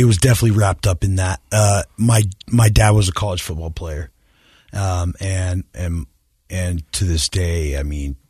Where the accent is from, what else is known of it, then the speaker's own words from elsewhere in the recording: Clearfield, Utah, United States; I grew up in Clearfield, Utah.